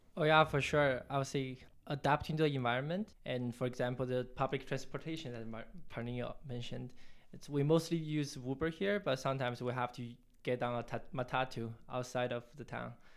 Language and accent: English; China; also born or lived in Toronto, Canada; now in Nairobi, Kenya; I'm originally from China, mainland China